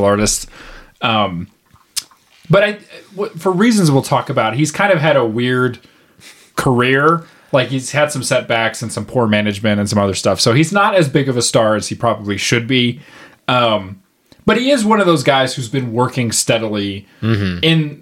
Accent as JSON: {"language": "English", "country": "United States", "tie": "born or raised there", "said": "I was raised in the United States"}